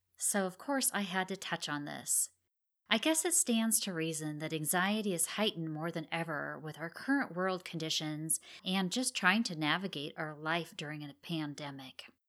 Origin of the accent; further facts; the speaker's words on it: Oregon, United States; moved away; I'm originally from Oregon, and I have lots of family and friends that are still there